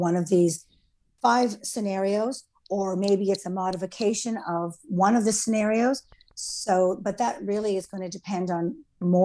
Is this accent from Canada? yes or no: yes; Canada; now in Charlottetown, Canada; I grew up on Caribou Island, and my parents raised my sister